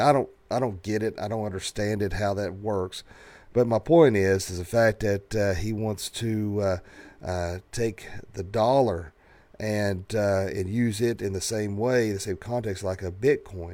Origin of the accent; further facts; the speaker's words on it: the South, United States; growing up in the South